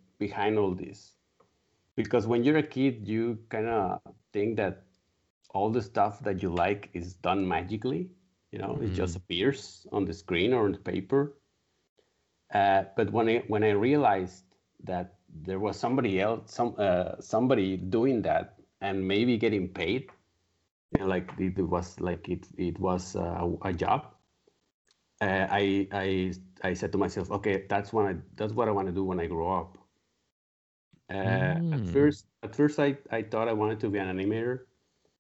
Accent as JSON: {"language": "English", "town": "Monterrey", "region": "Nuevo León", "country": "Mexico", "said": "I'm from Monterrey, Mexico. It's a city that's 2 hours from the Texan border."}